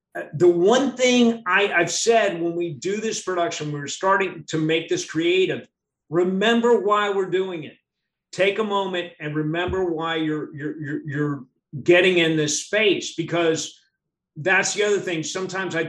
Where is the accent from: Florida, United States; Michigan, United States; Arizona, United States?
Florida, United States; Miami; I was born in Miami